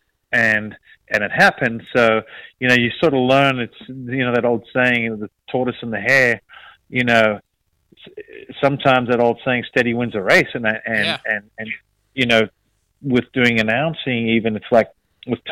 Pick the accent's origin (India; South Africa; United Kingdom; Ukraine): South Africa; now in United States; I'm South African.